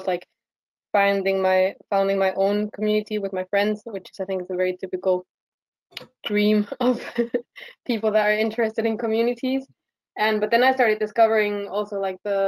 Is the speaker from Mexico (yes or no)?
yes; Mexico; now in Sieben Linden, Germany; I was born in Mexico and I lived most of my childhood and adolescence in Mexico